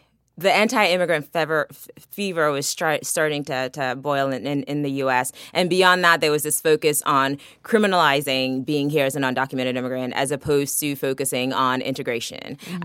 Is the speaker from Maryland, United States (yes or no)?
yes; Maryland, United States; also born or lived in Lagos, Nigeria; So I came to the U.S. from Nigeria when I was 14. I was born in Lagos. I went to school in Lagos for a while and moved to the U.S. because of struggles that my family had in Nigeria. And grew up in Maryland